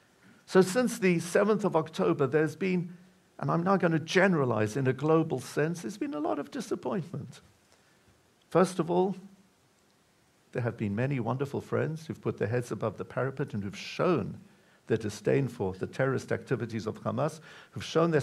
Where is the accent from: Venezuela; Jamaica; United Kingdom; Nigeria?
United Kingdom; We connect very strongly to Israel. We're proudly British.